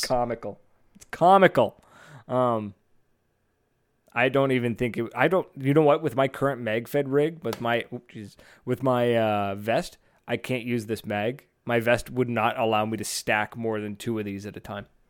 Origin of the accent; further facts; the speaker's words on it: Fredericton, New Brunswick, Canada; right here in Fredericton, in my hometown